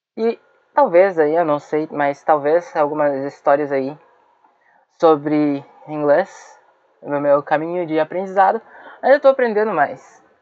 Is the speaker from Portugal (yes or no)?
no; Brazil; eu sou brasileiro